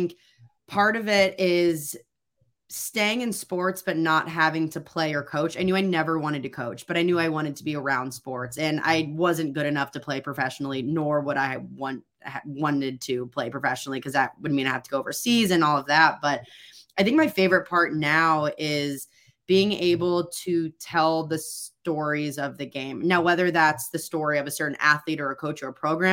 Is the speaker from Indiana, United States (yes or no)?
yes; Indiana, United States; I growing up in Indiana, I mean, it's a basketball hub. You know, I grew up in a basketball family.